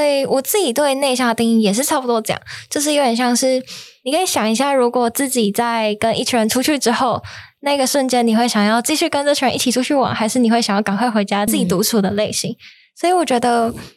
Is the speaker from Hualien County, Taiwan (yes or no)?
no; Tainan, Taiwan; 我自己的话是一个就喜欢喝无糖茶的台南人